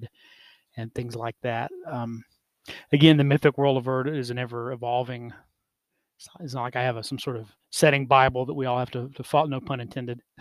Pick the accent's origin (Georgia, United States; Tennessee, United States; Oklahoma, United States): Oklahoma, United States; growing up in Oklahoma, as part of Native families and communities